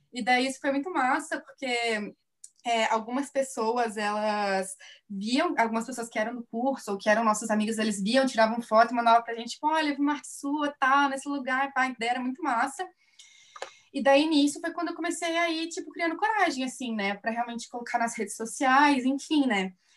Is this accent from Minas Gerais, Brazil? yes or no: yes; Divinópolis, Minas Gerais, Brazil; now in Curitiba, Brazil; eu sou mineira, eu sou de Divinópolis, Minas Gerais, mas eu já moro aqui em Curitiba já tem um tempo.